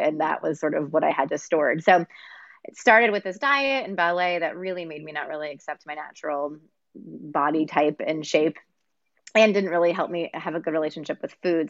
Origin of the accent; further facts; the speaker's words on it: Texas, United States; also born or lived in Pennsylvania; I moved from Pennsylvania to Texas against my will as an eight year old